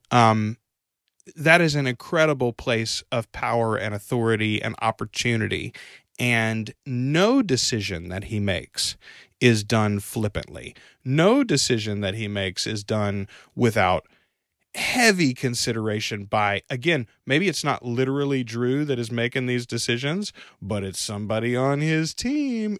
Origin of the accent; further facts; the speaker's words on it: Louisiana, United States; we're from Louisiana